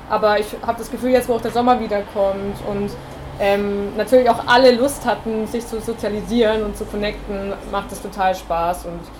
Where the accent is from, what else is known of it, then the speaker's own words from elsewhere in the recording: Bavaria, Germany; Man kommt in eine neue Stadt. Ähm, ich komme aus Bayern ursprünglich, wie man vielleicht hören kann, ich weiß es nicht.